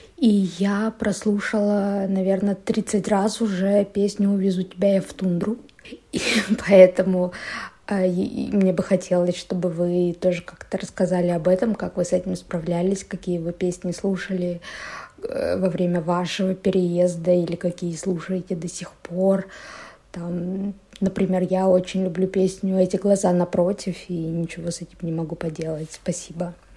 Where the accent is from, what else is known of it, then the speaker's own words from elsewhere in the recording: Yakutsk, Sakha Republic, Russia; moved away as an adult; now in Tbilisi, Georgia; я из Якутска